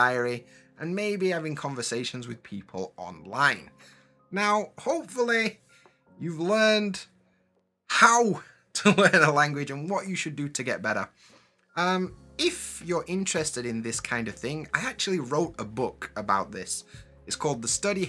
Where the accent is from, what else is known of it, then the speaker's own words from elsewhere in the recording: Sheffield, Yorkshire and the Humber, United Kingdom; first language English; moved away as an adult; now in Japan; I'm from Sheffield in England, in Yorkshire, but I live in Japan.